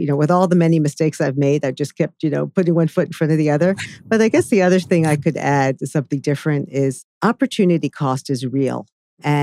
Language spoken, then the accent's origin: English; New York City, New York, United States; New York City where I live, because I've lived here all my life, I was born in Manhattan